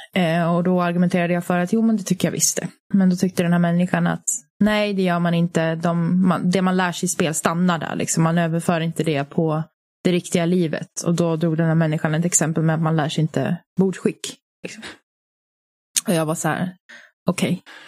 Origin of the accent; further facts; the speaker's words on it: Finland; now in Sweden; jag är ju finsk